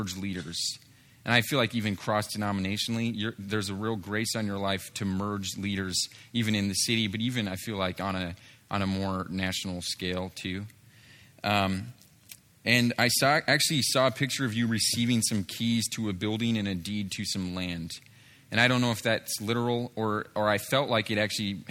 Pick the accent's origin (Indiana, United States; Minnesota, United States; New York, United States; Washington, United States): Washington, United States; Seattle; moved away; I'm originally from Seattle, Washington kind of area